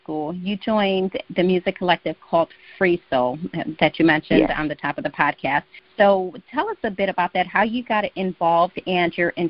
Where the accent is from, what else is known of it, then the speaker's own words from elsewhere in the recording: Chicago, Illinois, United States; I'm from Chicago.